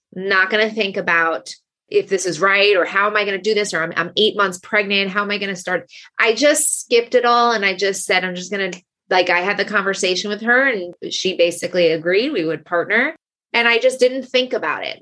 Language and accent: English; New York, United States; moved away as an adult; now in Los Angeles, United States; I'm from New York